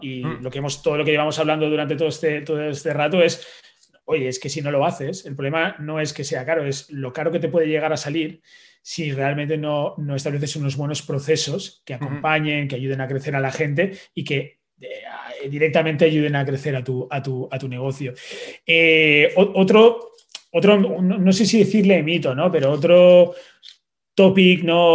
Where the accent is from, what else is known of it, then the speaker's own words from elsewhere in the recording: Valencian Community, Spain; como buen valenciano, pues tomo eh, mis naranjas y mis mandarinas